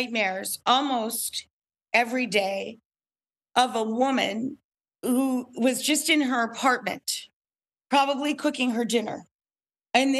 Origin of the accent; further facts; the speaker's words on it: upstate New York, United States; I am a stupid cook from upstate New York.